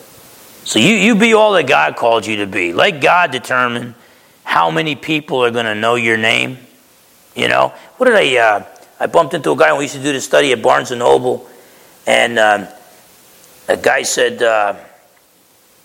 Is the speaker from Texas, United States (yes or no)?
no; Essex County, New Jersey, United States; I'm from Essex County, New Jersey